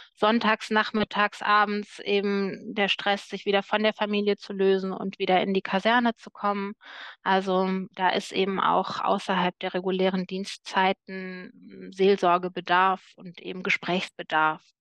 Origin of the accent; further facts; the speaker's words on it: Cologne, North Rhine-Westphalia, Germany; Köln ist meine Heimatstadt